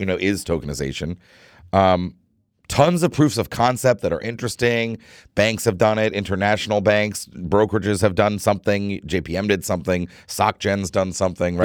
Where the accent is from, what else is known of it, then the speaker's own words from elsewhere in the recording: United States; I, as an American